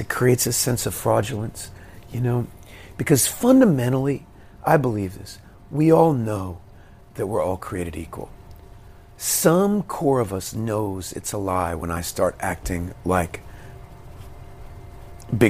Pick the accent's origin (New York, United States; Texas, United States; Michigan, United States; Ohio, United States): Texas, United States; Fort Worth; We're from Fort Worth, Texas